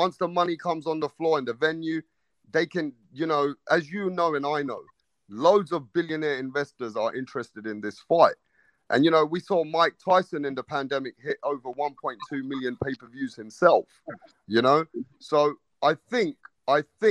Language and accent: English; England, United Kingdom; I'm from England